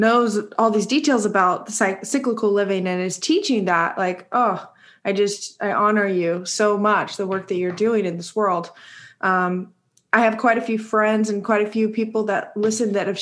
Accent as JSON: {"language": "English", "country": "United States", "tie": "born or raised there", "said": "growing up in the United States"}